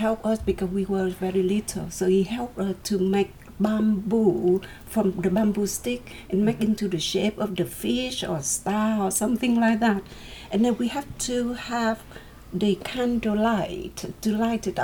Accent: Vietnam; moved away; I'm from Vietnam, and I live right in the near the countryside

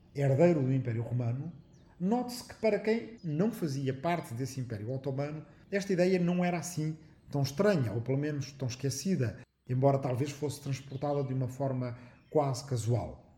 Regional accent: Arrifana, Ribatejo, Portugal; minha aldeia de Arrifana, no Ribatejo

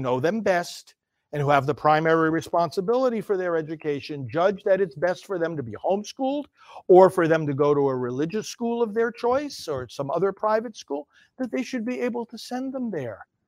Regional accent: United States; I'm an American citizen

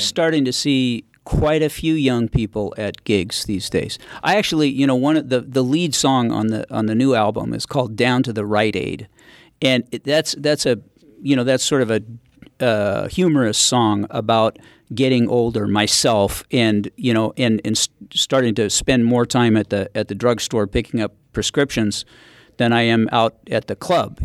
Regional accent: Northern California, United States; I grew up in Northern California

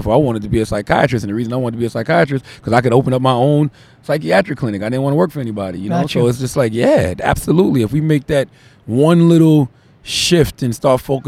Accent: South Carolina, United States; I'm from South Carolina. So being from South Carolina, growing up

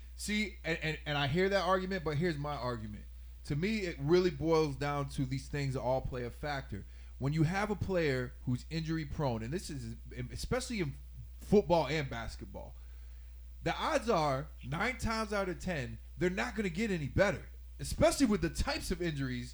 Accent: Houston, Texas, United States; now in upstate New York, United States; my hometown, Houston, Texas

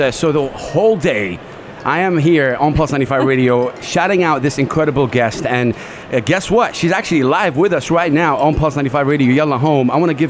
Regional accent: Saudi Arabia; I'm here in Sharjah and I'm from Saudi Arabia.

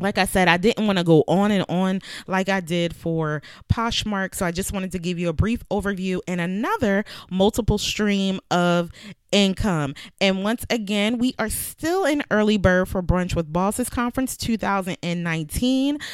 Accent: Philadelphia, Pennsylvania, United States; I'm from Philly

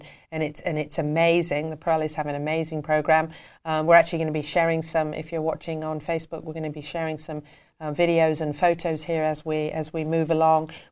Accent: England, United Kingdom; now in United States; when I was a little girl growing up in England

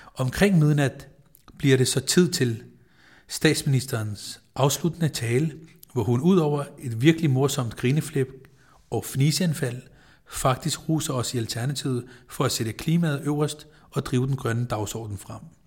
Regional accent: Copenhagen, Capital Region of Denmark, Denmark; jeg er født på Rigshospitalet, at jeg har gået i dansk folkeskole

